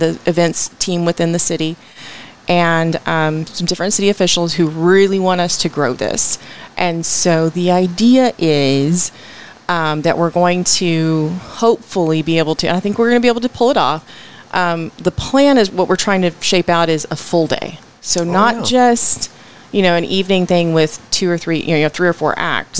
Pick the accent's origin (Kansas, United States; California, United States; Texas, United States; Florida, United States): Texas, United States; Arlington; also born or lived in Washington, D.C. / Odessa, Texas; now in Fort Worth, United States; my formative years were in Odessa. So we moved here to Arlington when I was about 7 mm-hmm. And then I grew up in Arlington